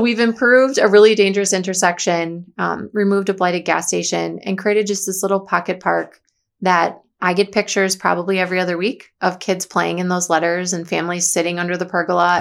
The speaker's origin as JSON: {"language": "English", "town": "Watertown", "region": "Wisconsin", "country": "United States", "tie": "born or raised there", "said": "serve the community I was born and raised"}